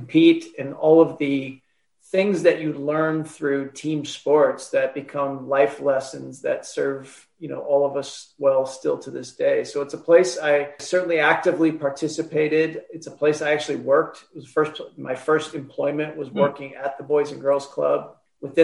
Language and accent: English; La Crosse, Wisconsin, United States; also born or lived in French Island, Wisconsin; I grew up on the north side of La Crosse. So I'm an official North Sider